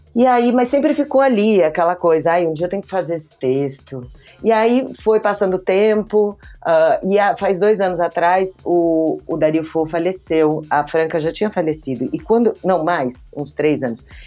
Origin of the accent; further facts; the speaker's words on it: Brazil; eu vim para cá e nasci no Brasil